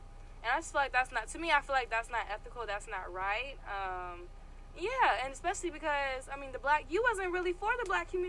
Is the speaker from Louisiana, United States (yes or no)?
no; Atlanta, Georgia, United States; I'm from Atlanta